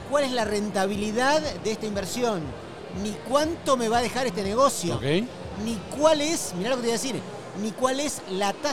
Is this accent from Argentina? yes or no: yes; Argentina; ahora lo voy a decir como argentino, en Argentina, voy a tirar una nota de color